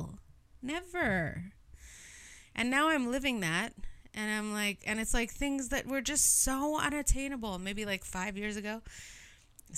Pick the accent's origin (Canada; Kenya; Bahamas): Canada; I'm Canadian